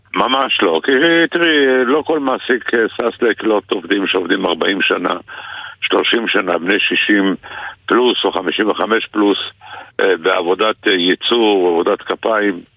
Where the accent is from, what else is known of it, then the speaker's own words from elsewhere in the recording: Israel; אנחנו גדלנו יחד באותה עיר